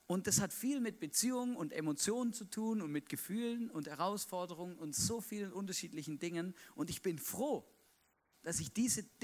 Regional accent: Baden-Württemberg, Germany; Ich bin mit einer Schweizerin verheiratet, ja? Ich bin Schwabe

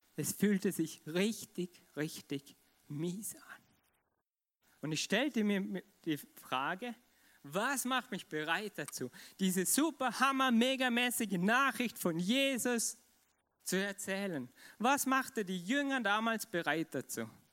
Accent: Vorarlberg, Austria; ich bin Vorarlberger und ich liebe es, Vorarlberg zu, zu sein

